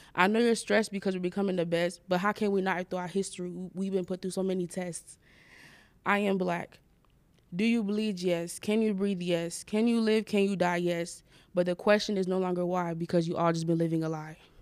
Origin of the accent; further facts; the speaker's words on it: Florida, United States; I am from Florida